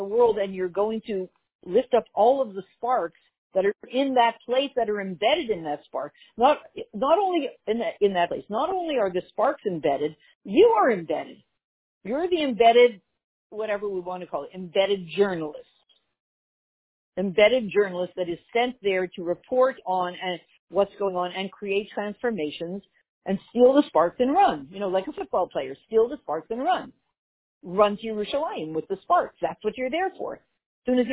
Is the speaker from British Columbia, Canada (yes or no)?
no; Montreal, Quebec, Canada; when I grew up in Montreal, the only people who spoke French were not Jewish